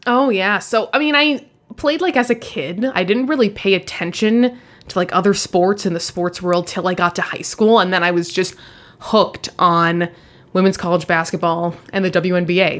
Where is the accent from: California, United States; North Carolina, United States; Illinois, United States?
California, United States; Los Angeles; moved away as an adult; also born or lived in Rochester, New York; I grew up in Los Angeles.